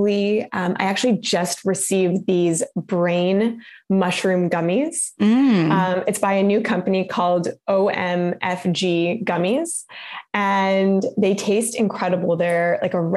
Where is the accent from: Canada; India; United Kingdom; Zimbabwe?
Canada; growing up in Canada